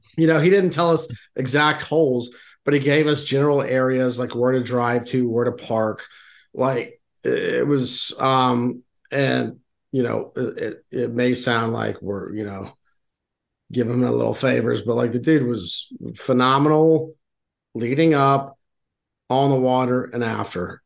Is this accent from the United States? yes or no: yes; Houston, Texas, United States; now in Western Pennsylvania, United States; I'm not originally from here. I'm from Houston, Texas, very flat